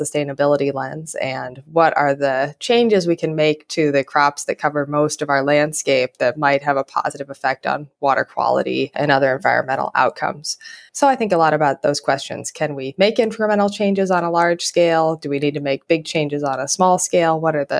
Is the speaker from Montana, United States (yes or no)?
yes; Montana, United States; And then I grew up mostly in Montana